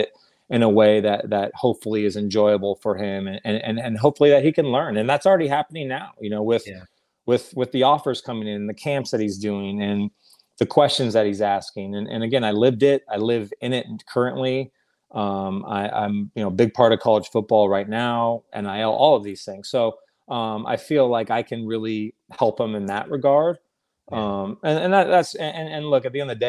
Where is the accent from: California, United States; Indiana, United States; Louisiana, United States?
California, United States; Orange County; I grew up in Orange County